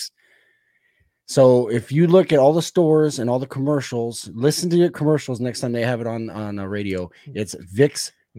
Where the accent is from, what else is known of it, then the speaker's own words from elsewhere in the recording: San Diego, California, United States; also born or lived in Los Angeles / Sacramento; Yeah. I've lived here my entire life. San Diego native, born here, and then went up to L.A., worked in L.A. for like almost 4 years, and then back down to San Diego, did some time up in Sacramento.